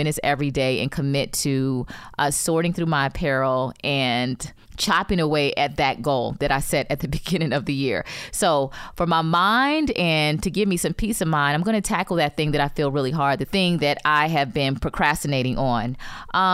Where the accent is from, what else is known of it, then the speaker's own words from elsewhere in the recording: Florida, United States; I grew up in Florida